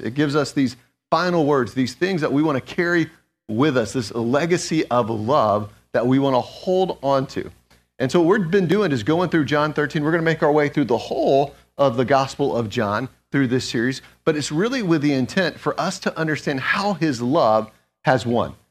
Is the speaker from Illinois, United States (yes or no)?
no; Atlanta, Georgia, United States; moved away; also born or lived in Schroon Lake, New York; I'm originally from Atlanta